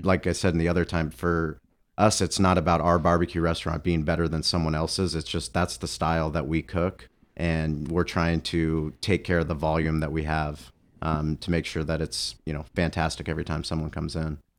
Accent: San Diego, California, United States; also born or lived in Boulder, Colorado; growing up in San Diego my whole life, we, we have one season

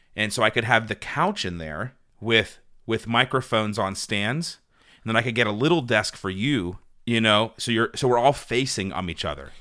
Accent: Uniontown, Pennsylvania, United States; now in Butler County, United States; my hometown of Uniontown

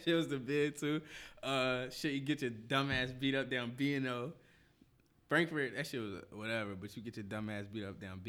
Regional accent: Philadelphia, Pennsylvania, United States; I'm from North, bro. I'm from North. I ain't never lived nowhere else in the city except North. Ever. So I'm 25.

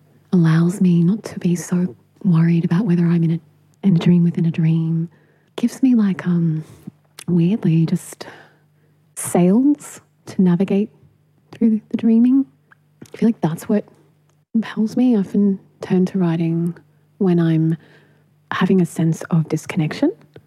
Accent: Punjab, Pakistan; born there; I was born in Pakistan, and my mother is a white Aussie. She went swimming in the river in Punjab

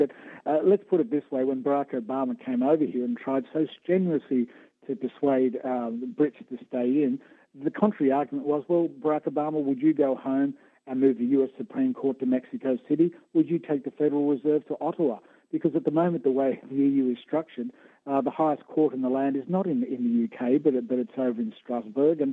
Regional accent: Australia; now in United Kingdom; being born an Australian

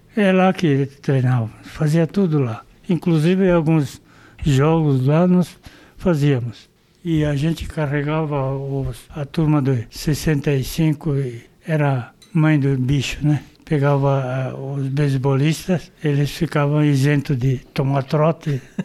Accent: São Paulo, Brazil; Nasci em Pirituba

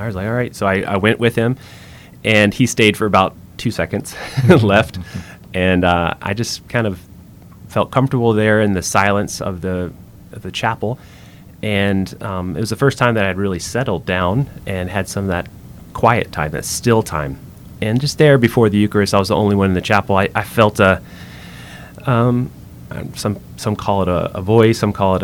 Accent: middle Georgia, United States; now in Louisiana, United States; we grew up in Georgia, middle Georgia, we call it there.

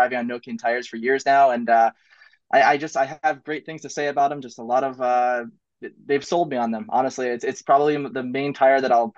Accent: Saranac Lake, New York, United States; I'm from Saranac Lake, New York

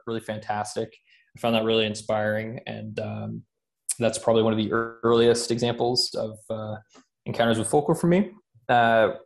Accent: Athens, Georgia, United States; also born or lived in Scandinavia; now in Seattle, United States; I'm originally from North Georgia

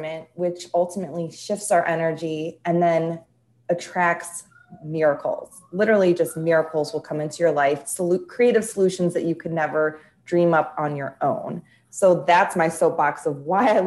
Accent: Chicago, Illinois, United States; I'm from Chicago or near Chicago

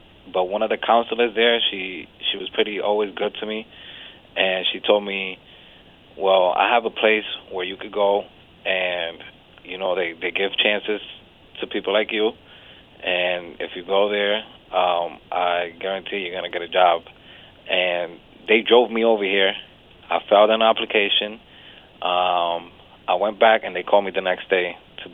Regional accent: Springfield, United States; I'm from Springfield.

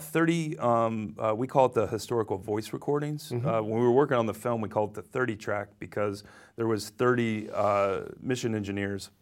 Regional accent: Ohio, United States; now in New York, United States; I was born in Ohio

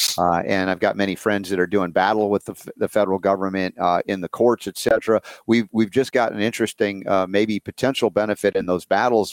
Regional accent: United States; as an American who loves freedom

